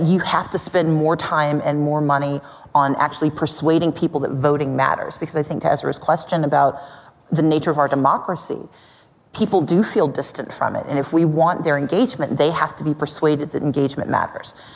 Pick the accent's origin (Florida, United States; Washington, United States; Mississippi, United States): Mississippi, United States; now in Georgia, United States; I grew up in Mississippi. I live in Georgia.